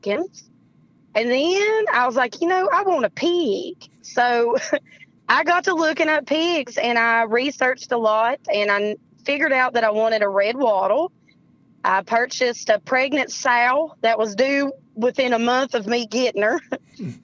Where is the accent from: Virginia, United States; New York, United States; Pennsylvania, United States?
Virginia, United States; Russell County; accent: Appalachian; moved away as an adult; also born or lived in Europe / Hampton Roads / North Carolina; I wanted to sort of move back home, and I'm originally from Russell County.